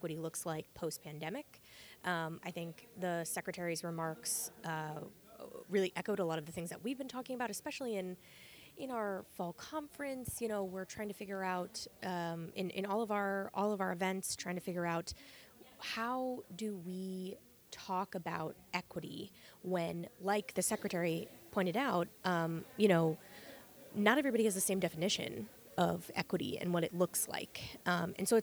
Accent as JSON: {"language": "English", "region": "Maine", "country": "United States", "moved": "yes", "lives_now": "Massachusetts, United States", "said": "I'm not from Massachusetts originally. I'm from Maine"}